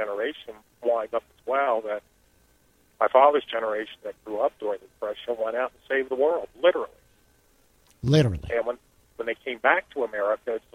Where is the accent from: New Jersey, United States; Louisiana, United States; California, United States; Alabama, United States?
New Jersey, United States; Newark; moved away; I grew up in Newark, New Jersey.